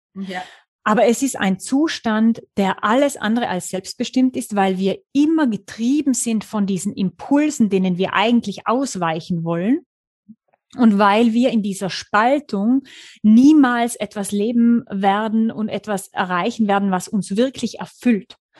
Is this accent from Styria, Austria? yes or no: no; the mountains of Tyrol, Austria; moved away as an adult; lebe seit 2016 mit meiner kleinen Familie. Ich habe einen kleinen vierjährigen Sohn wieder in den Bergen von Tirol